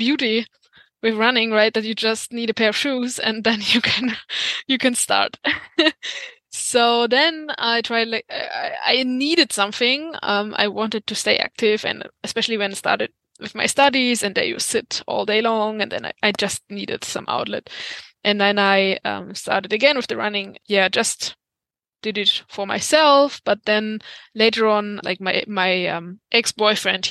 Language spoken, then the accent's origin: English; Germany; moved away as an adult; now in Zurich, Switzerland; So I've been born and raised in Germany